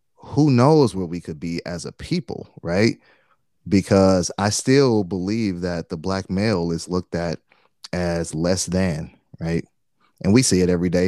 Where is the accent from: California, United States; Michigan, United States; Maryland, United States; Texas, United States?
Michigan, United States; Detroit; I'm from Detroit, man, and Detroit at the time, still pretty high, but I think at the time it was like ninety-something percent black, right? Like, so that's all I grew up